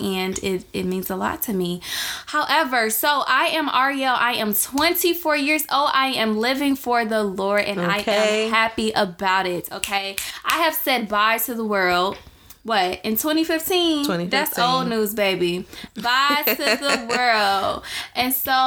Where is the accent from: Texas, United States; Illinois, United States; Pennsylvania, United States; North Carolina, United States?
Illinois, United States; Chicago; I'm from Chicago, Illinois